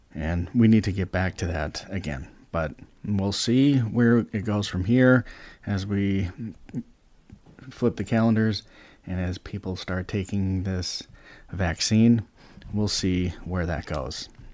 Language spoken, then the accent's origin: English; United States; we, as the American taxpayer, we as American voters